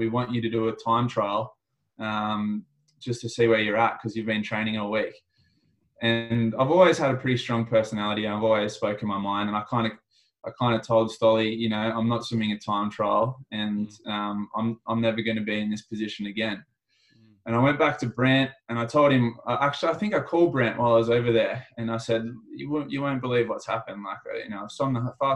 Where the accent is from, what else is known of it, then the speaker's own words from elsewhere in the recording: Australia; also born or lived in Sydney; as an Australian